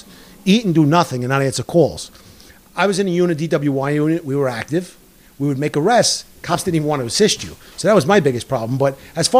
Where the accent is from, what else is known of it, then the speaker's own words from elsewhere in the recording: New York City, New York, United States; I grew up in Queens. I grew up in a neighborhood where there's a lot of, you know, you either became a cop or you, you know, involved in organized crime